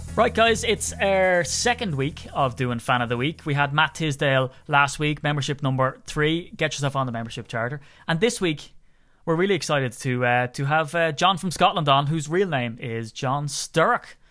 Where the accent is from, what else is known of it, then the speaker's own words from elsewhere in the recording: Ireland; as an Irishman